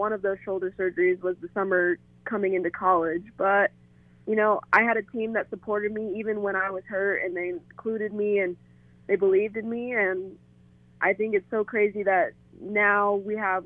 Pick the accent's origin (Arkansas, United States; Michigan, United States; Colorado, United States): Colorado, United States; Denver; I'm from Denver and I love our campus and I love the town here.